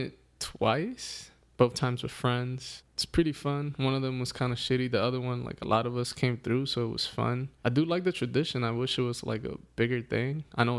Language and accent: English; Northeast, United States; now in California, United States; we grew up in the East Coast, Northeast to be specific, where it can be kind of cold in Thanksgiving.